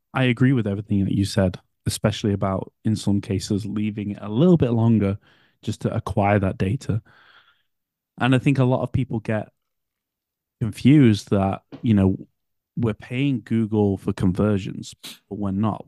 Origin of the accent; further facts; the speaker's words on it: United Kingdom; I'm British